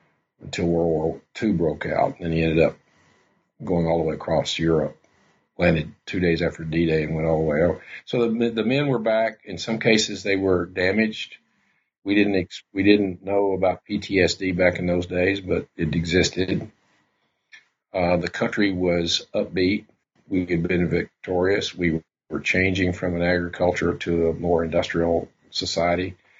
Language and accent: English; Arkansas, United States; Well, it was a simpler time.